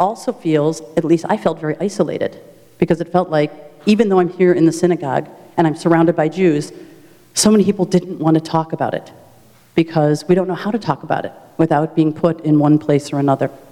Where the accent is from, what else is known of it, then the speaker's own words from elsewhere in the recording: United States; as an American Jew